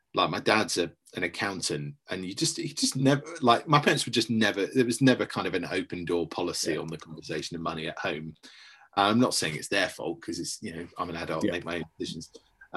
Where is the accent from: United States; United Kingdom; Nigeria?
United Kingdom; we're British